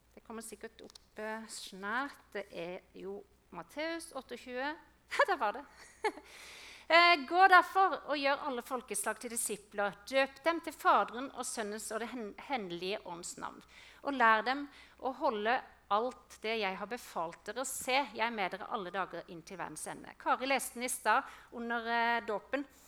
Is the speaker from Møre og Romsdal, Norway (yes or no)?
no; Østre Moland, Agder, Norway; moved away as an adult; now in Vegårshei, Norway; Jeg er oppvokst i Østre Moland